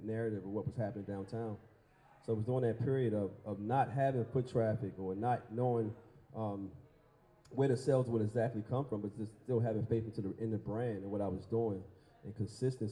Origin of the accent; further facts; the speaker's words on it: Baltimore, Maryland, United States; as a young dreamer in Baltimore growing up in East Baltimore